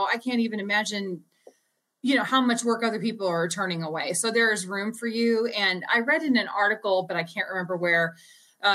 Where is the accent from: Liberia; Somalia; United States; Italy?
United States; St. Louis, Missouri; I'm from St. Louis